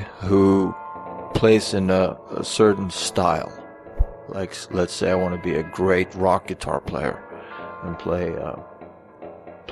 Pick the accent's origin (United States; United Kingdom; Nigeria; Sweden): Sweden; moved away as an adult; I grew up in Sweden and only moved here in 2000.